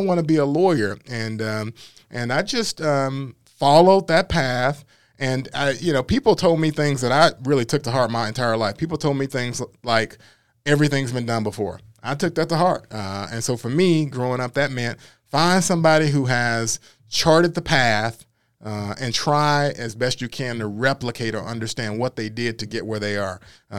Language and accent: English; Memphis, Tennessee, United States; So born and raised here in Whitehaven area.